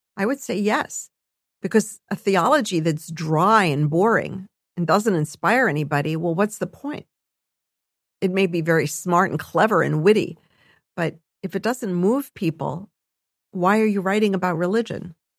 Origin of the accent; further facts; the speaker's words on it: United States; we as Jews in America